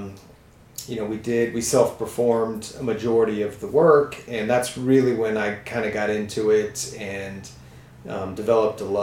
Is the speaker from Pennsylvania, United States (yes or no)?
no; San Antonio, Texas, United States; also born or lived in Switzerland; now in Austin, United States; I grew up in San Antonio, and my dad built our house